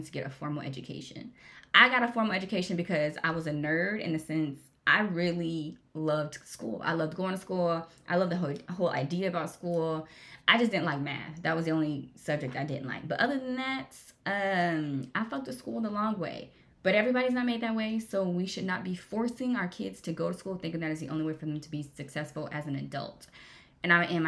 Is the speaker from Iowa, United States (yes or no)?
no; Jacksonville, Florida, United States; I was raised in Jacksonville, Florida, went to school there